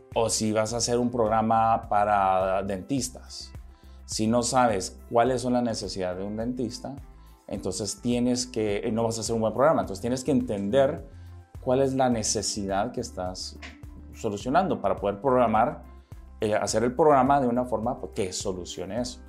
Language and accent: Spanish; Guatemala; moved away as an adult; also born or lived in Nicaragua / United States; yo nací en Nicaragua. y este, a los seis meses de edad mis padres se mudan a Guatemala. Yo aquí crecí en Guatemala. Crecí toda mi niñez